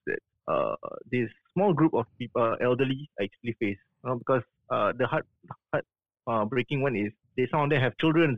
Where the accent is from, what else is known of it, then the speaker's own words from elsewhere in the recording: Singapore; I'm from Singapore